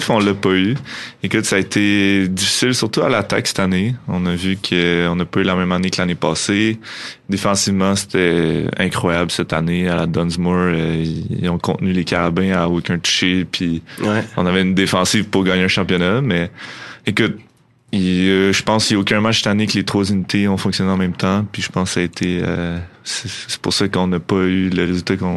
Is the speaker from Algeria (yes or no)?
no; Montreal, Quebec, Canada; moved away as an adult; now in Quebec City, Canada; Moi, je viens de Montréal